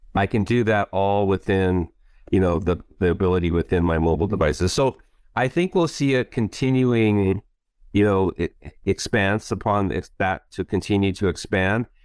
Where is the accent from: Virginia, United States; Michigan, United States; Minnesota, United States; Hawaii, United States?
Hawaii, United States; moved away; also born or lived in Warsaw, Poland; my family's been here for many generations, and of course, I'm part Hawaiian, so this is, I would say, this is where my heart is, and this is home, home